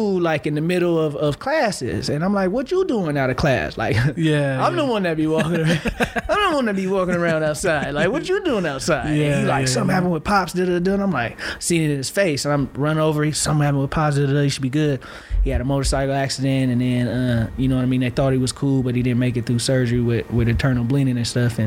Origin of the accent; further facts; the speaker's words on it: Vallejo, California, United States; moved away as an adult; also born or lived in Sacramento, California / Georgia / North Carolina; now in Salt Lake City, United States; I grew up in North Vallejo, Crestside community, North Vallejo, which is north